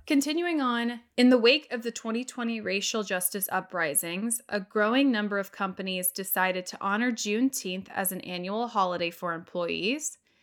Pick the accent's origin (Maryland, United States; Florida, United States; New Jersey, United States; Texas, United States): Texas, United States; Houston; now in New York, United States; I'm from Texas. I grew up in Houston, which is an hour away from Galveston